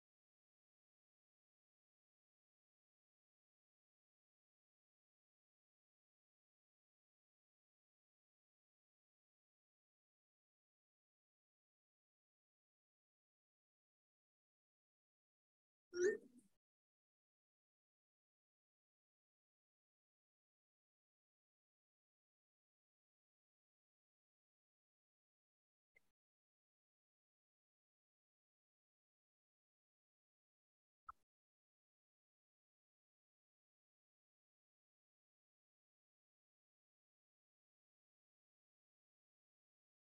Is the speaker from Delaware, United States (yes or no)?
no; New York, United States; as a New Yorker, born and raised, and we lived in the city for about 4 years